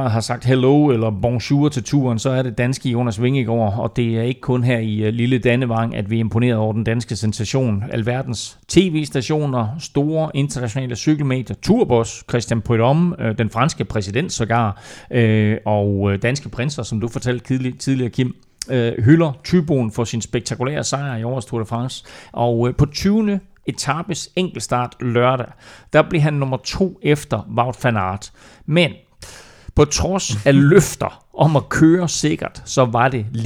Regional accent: Jutland, Denmark; jeg er fra Jylland, jeg siger mør

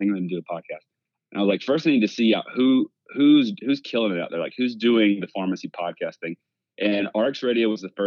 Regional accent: Southeast Georgia, United States; I'm from Southeast Georgia

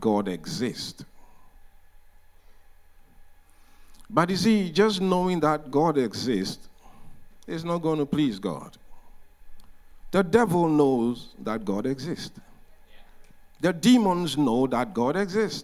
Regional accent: Ghana; we are coming from Ghana, which is in the west coast of Africa

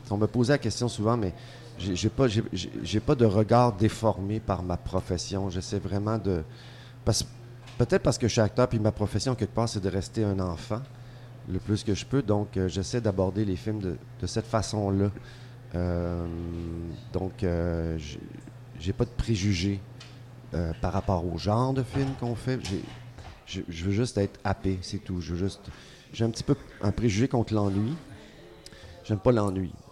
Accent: Montreal, Quebec, Canada

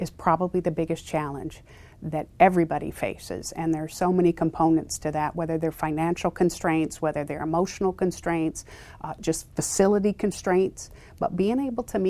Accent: Quincy, Illinois, United States; I grew up in Illinois, a small town called Quincy, about an hour and a half north of St. Louis

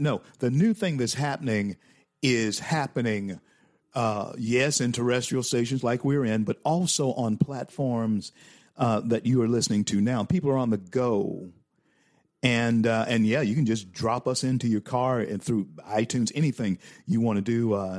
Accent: Louisiana, United States; now in Florida, United States; my home state of Louisiana. Of course, you know, I'm in Florida now

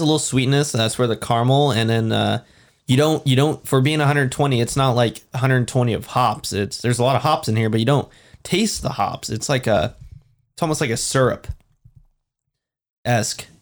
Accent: Washington, United States; we're from Washington

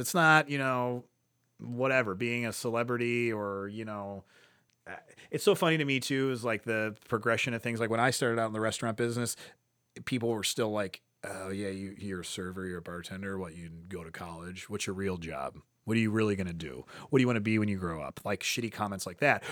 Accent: Cleveland, Ohio, United States; I grew up in Ohio City

